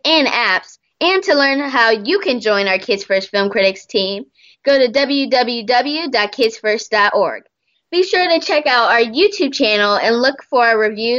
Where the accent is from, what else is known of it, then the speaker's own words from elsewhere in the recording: Delaware, United States; from Delaware.